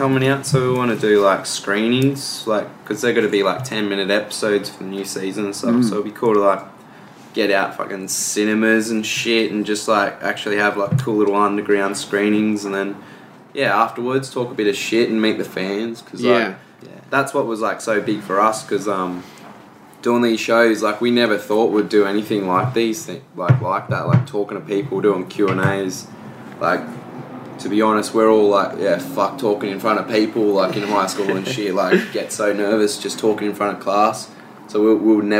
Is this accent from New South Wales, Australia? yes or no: yes; Tweed Heads, New South Wales, Australia; it's like the very eastern point of Australia.